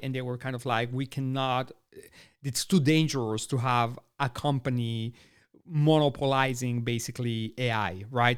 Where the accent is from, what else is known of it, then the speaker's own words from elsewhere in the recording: Austin, Texas, United States; They're going to be right here in my hometown